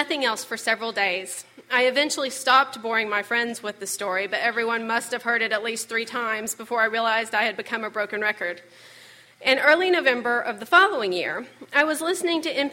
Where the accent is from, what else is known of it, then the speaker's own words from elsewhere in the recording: Fayetteville, Arkansas, United States; now in Little Rock, United States; Fayetteville, my hometown